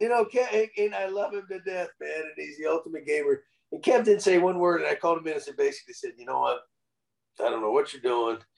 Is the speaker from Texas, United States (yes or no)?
yes; San Antonio, Texas, United States; actually from San Antonio, my hometown